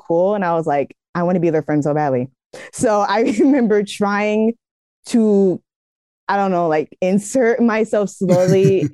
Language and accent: English; the Bay Area, California, United States; I'm from the Bay Area